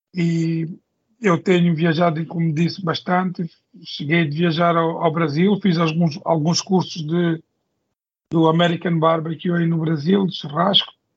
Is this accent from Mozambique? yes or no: yes; Mozambique; sou moçambicano